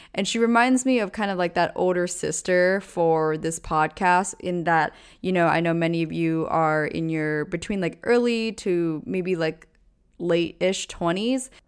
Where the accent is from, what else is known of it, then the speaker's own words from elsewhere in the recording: East Coast, United States; now in New York City, United States; I grew up on the East Coast